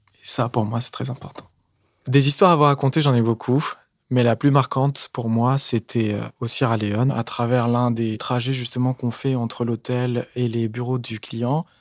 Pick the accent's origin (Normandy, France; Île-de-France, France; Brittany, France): Île-de-France, France; Paris; je viens de Paris